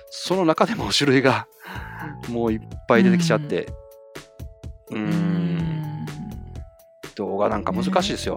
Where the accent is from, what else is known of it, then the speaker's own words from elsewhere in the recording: Osaka, Japan; 僕ね大阪生まれ大阪育ちなんですけど